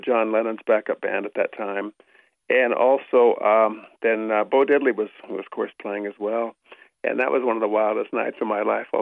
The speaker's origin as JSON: {"language": "English", "town": "Cut Bank", "region": "Montana", "country": "United States", "tie": "born or raised there", "said": "I grew up over in Cutbank, you know, of course, where in the North Country"}